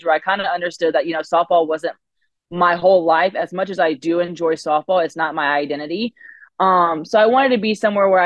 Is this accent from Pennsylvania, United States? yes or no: no; Woodstock, Georgia, United States; moved away as an adult; now in Gainesville, United States; I grew up in the North Atlanta area, Woodstock area for the main part. I moved around a couple of times